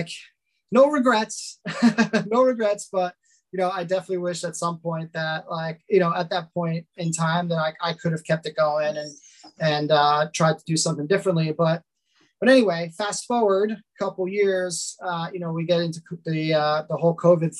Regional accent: Lynbrook, New York, United States; I grew up in Long Island and I am still here, 38 years old and still here in Long Island

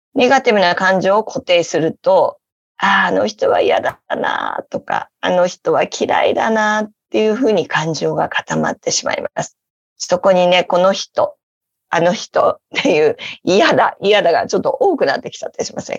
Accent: Obihiro, Hokkaido, Japan; also born or lived in Hawaii Island, United States; now in Hawaii, United States; 私は今、生まれ育った、え大好きな北海道の帯広

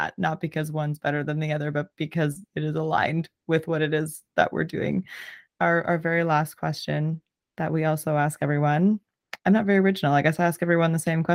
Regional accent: Southern Ontario, Canada; I'm from Southern Ontario

